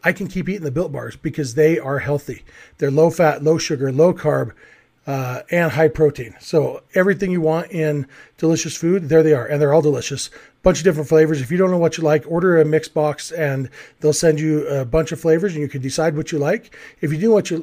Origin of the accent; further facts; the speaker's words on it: California, United States; moved away as an adult; now in Utah, United States; I still think of myself as a Californian, even though I've been here in Utah for a long time